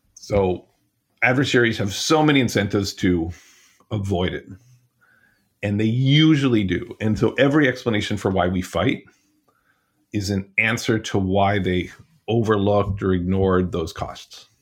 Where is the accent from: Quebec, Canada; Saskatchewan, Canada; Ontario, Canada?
Ontario, Canada; Ottawa; moved away; I grew up in Canada, all over Eastern Ontario, eventually in Ottawa